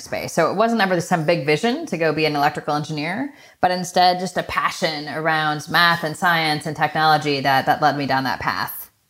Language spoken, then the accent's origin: English; Michigan, United States; I was born in Michigan from the upper Midwest